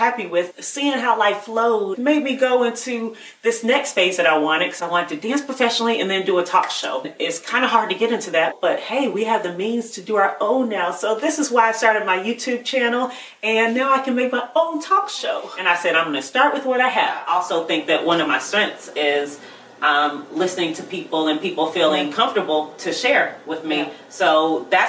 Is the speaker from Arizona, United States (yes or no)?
no; Charlotte, North Carolina, United States; moved away as an adult; also born or lived in Boston, Massachusetts; now in California, United States; I was born in Boston, Massachusetts, and then moved to Charlotte, North Carolina. That's where I was raised.